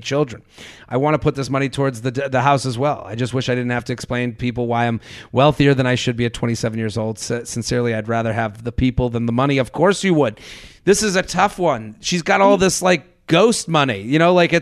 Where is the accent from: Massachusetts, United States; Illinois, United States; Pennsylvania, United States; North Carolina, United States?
Massachusetts, United States; Needham; moved away; I'm from Needham, which is a suburb outside of Boston. That's a very nice suburb. When I grew up there